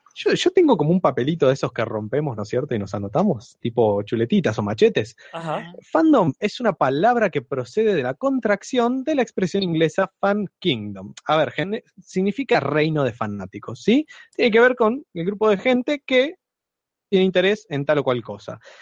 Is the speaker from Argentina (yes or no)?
yes; Trelew, Chubut, Argentina; soy de Trelew, provincia de Chubut.